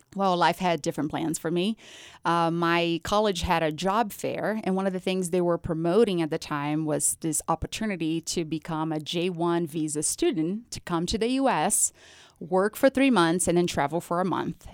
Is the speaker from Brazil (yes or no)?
yes; Brazil; moved away; I was actually born and raised in Brazil